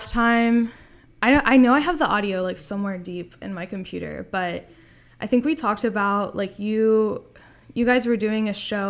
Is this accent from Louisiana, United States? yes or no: yes; Louisiana, United States; I'm from the South. I'm from Louisiana, so like I've lived through many hurricanes